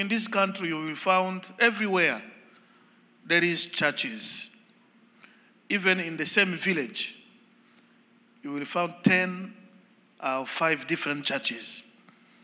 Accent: DR Congo; English is a second language; I come from the Democratic Republic of Congo

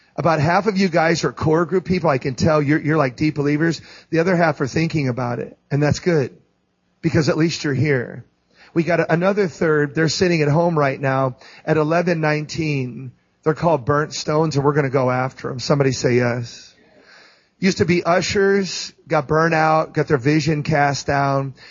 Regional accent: St. Louis, Missouri, United States; I'm from St. Louis.

